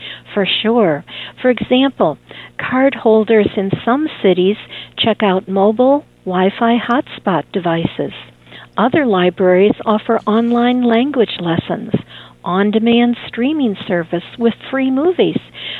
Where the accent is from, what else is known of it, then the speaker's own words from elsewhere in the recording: Chicago, Illinois, United States; growing up in Chicago